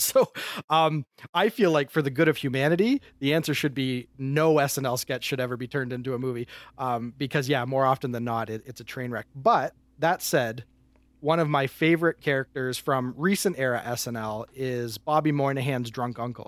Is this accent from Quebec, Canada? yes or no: no; Windsor, Ontario, Canada; I am from Windsor, Ontario, Canada, which is a suburb of Detroit, Michigan.